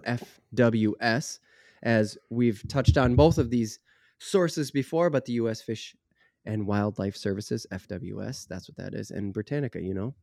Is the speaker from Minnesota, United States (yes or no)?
yes; Minnesota, United States; maybe that's me as a northerner, maybe that's me as a Minnesotan